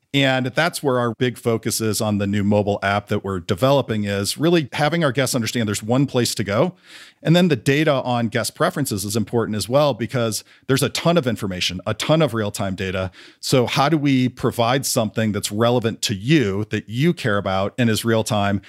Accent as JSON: {"language": "English", "town": "St. Louis", "region": "Missouri", "country": "United States", "tie": "born or raised there", "said": "I grew up in Saint Louis, Missouri, pretty big family"}